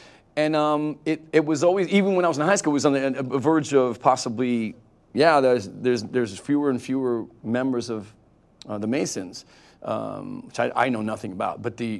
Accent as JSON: {"language": "English", "town": "Detroit", "region": "Michigan", "country": "United States", "said": "We came from Detroit."}